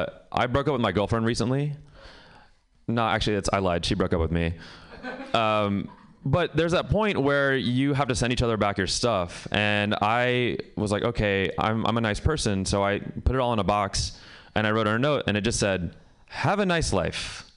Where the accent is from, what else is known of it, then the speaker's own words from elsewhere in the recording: Pakistan; I'm Pakistani, actually.